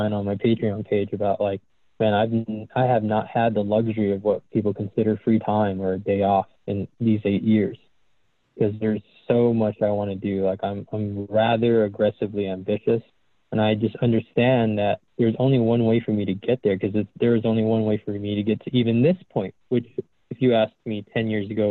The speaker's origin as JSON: {"language": "English", "region": "Southern California", "country": "United States", "tie": "born or raised there", "moved": "as an adult", "said": "I grew up in Southern California"}